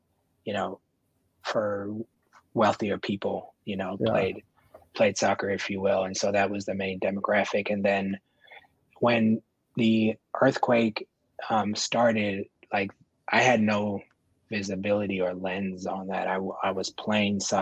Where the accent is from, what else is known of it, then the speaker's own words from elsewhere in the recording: Oakland, California, United States; also born or lived in Marin County, California; I grew up in Oakland and I went to high school in Marin County